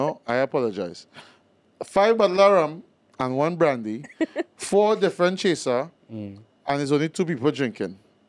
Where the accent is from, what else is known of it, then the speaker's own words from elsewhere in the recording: Trinidad & Tobago; I am from Trinidad. That's where I'm from.